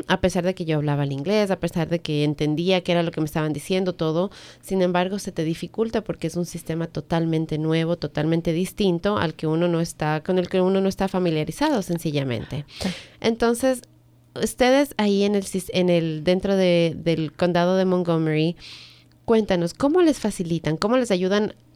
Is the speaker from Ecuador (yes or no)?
yes; Ecuador; now in United States; en el Ecuador, por ejemplo, que es de donde yo soy